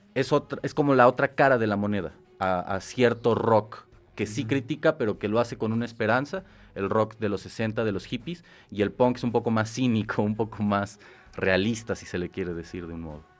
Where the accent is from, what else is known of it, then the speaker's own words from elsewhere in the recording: Mexico; nosotros como mexicanos